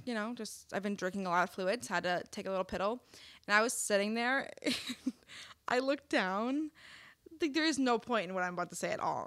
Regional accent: Wisconsin, United States; moved away; I'm from Wisconsin

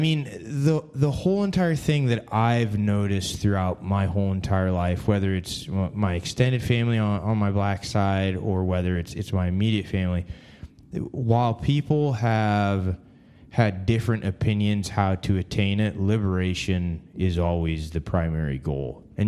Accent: Canada; born there; I was born in Canada, but so in that sense, I can't speak as much as Pierre has to the black church.

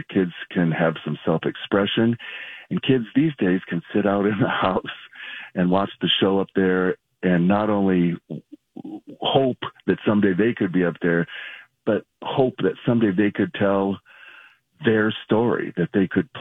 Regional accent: Mankato, Minnesota, United States; I grew up in Mankato

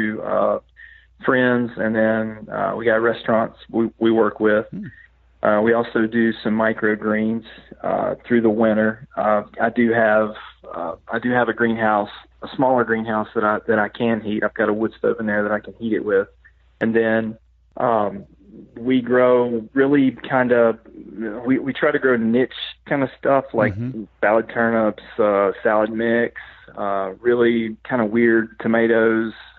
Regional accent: Western North Carolina, United States; moved away as an adult; now in Middle Tennessee, United States; I grew up, I grew up over in Western North Carolina, and now, of course, I live in Middle Tennessee

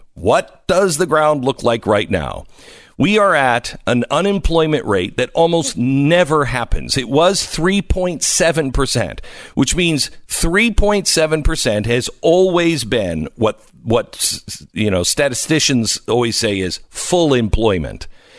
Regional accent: Seattle, Washington, United States; I was talking about their 6 inches of snow, boo-hoo, and how, you know, I'm from Seattle, so back off.

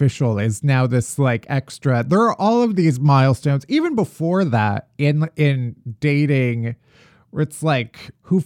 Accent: Midwest, United States; I also grew up in the Midwest

